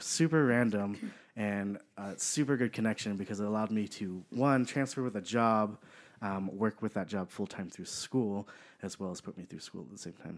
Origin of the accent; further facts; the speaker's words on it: Pomona, California, United States; I am from Southern California, so I was born in Pomona, California